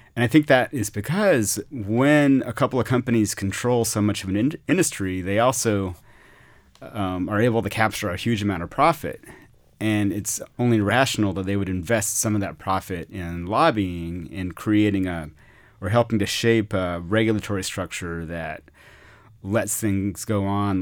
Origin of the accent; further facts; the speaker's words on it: Austin, Texas, United States; also born or lived in Mexico; I grew up in Austin, not from here, from parents who moved here in the late sixties